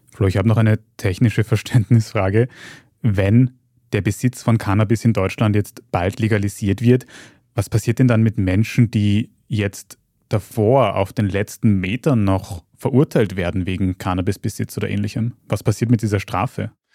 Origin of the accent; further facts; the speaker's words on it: Austria; bei uns in Österreich